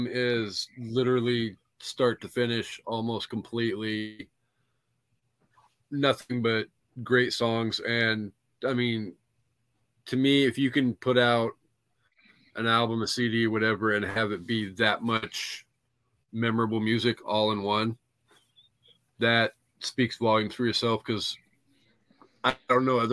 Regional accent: Washington, United States; I grew up in a little ass freaking town in Washington

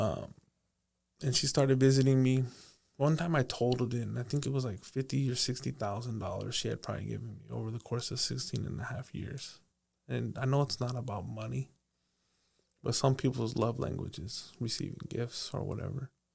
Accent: Paso Robles, California, United States; I grew up in Paso Robles

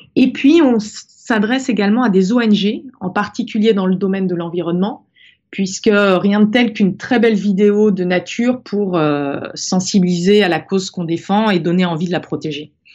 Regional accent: Brittany, France; je suis née en Bretagne, au bord de la mer, dans une famille où on adorait la mer

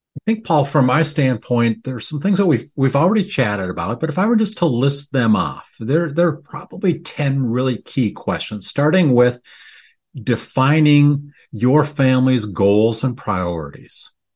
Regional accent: Midwest, United States; I grew up here in the Midwest

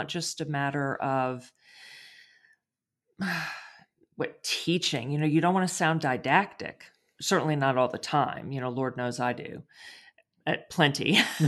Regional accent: Texas, United States; Me too.

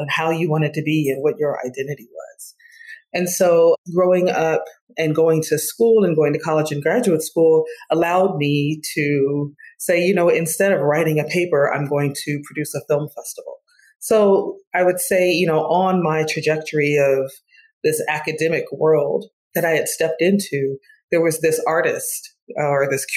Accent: Detroit, Michigan, United States; I grew up in Detroit, Michigan, off the hills of the civil rights movement.

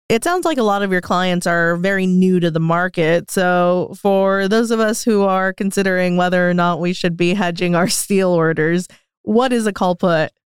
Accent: United States; moved away; being American

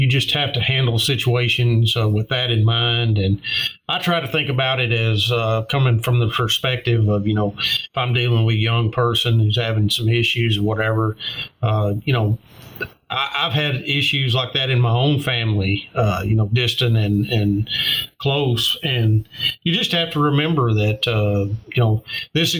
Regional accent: Martin, Tennessee, United States; policing in my hometown

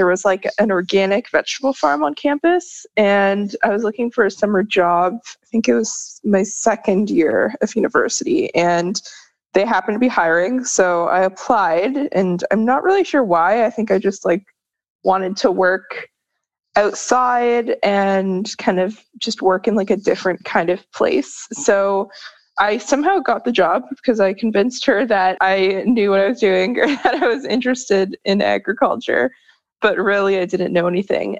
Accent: Toronto, Ontario, Canada; I grew up in Toronto, Ontario, so pretty big city

